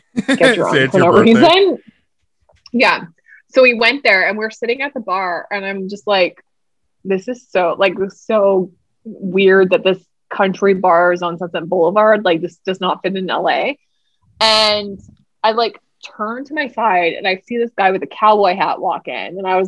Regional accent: Alberta, Canada; we're all from Alberta originally.

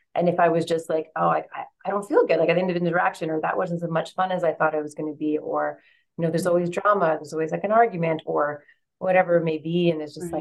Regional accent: Vancouver, British Columbia, Canada; moved away as an adult; also born or lived in London; I find myself back in Vancouver, Canada, in my hometown

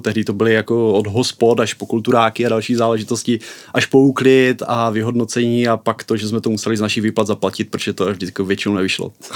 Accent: Bystřice pod Hostýnem, Zlín Region, Czechia; já jsem z Bystřice pod Hostýnem, což hmm. je město na východě Moravy, kousek od Zlína

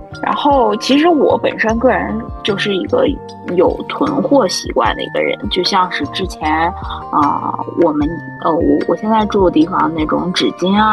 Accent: North China, China; 就是我来的，因为我是一个北方人嘛，我来的第一周在拍脑袋，说我为什么没有带搓澡巾

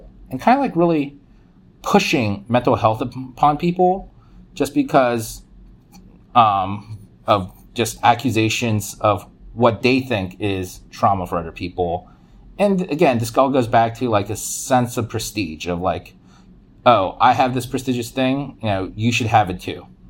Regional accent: United States; So I was also told sometimes that because I grew up poor in America, I default was traumatized by poverty

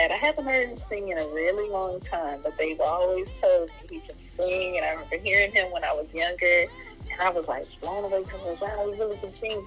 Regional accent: College Station, Texas, United States; also born or lived in Arkansas; now in Houston, United States; I was born in Arkansas, raised in College Station.

